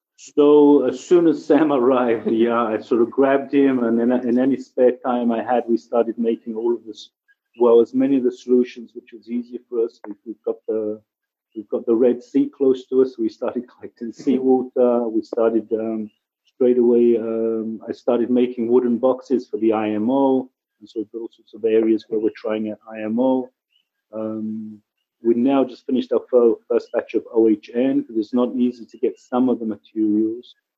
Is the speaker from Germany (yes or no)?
no; England, United Kingdom; also born or lived in Kibbutz Lotan, Israel; now in Israel; I'm originally from England, you can maybe hear from my accent. I've been here about 33 years